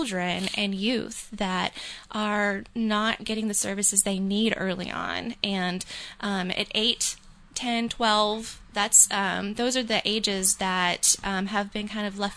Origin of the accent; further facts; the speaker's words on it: Alabama, United States; also born or lived in Louisiana; now in New Hampshire, United States; I originally am from the South. I come from Alabama